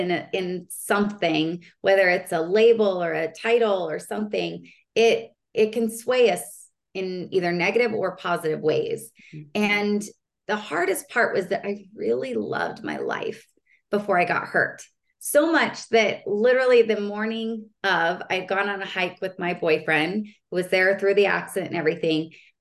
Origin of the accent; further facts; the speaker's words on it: Utah, United States; moved away as an adult; also born or lived in Palm Springs; I grew up in Utah